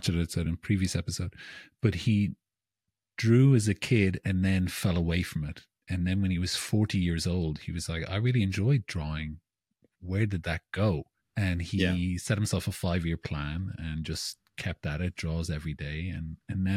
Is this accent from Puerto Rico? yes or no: no; Ireland; I'm Irish